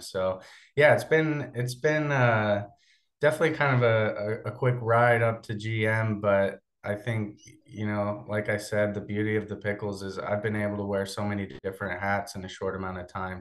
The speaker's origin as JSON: {"language": "English", "town": "Portland", "region": "Oregon", "country": "United States", "tie": "born or raised there", "also_born_or_lived": "Corvallis, Oregon", "said": "I grew up in the Portland area, uh, about twenty minutes south of where our office and our stadium is"}